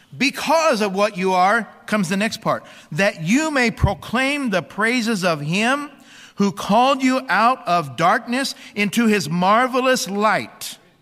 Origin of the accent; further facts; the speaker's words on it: Bible Belt of America, United States; growing up in the Bible Belt of America